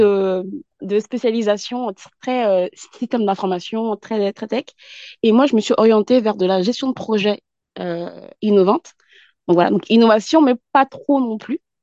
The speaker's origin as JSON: {"language": "French", "country": "France", "tie": "born or raised there", "also_born_or_lived": "Yvelines", "said": "je suis basée en France et je suis née en France, issue de la communauté, en tout cas malienne, euh, et j'habite dans les Yvelines"}